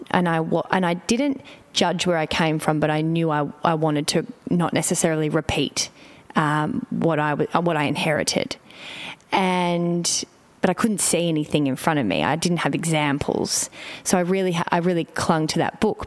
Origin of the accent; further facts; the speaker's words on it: Melbourne, Victoria, Australia; moved away; I'm in Melbourne, which for me brings up many things because it's my hometown and I've lived away